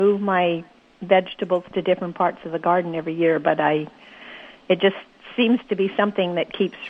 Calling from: Ericksdale, Manitoba, Canada; Ericksdale, Manitoba.

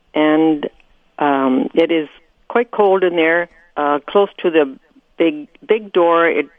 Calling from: Rosenort, Manitoba, Canada

